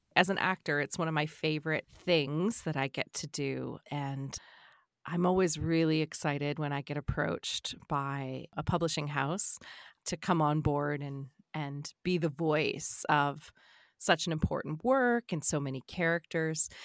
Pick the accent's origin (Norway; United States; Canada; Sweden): Canada; the Maritimes; I'm not from Cape Breton. I'm from the Marit-, the Maritimes, but I'm not from Cape Breton.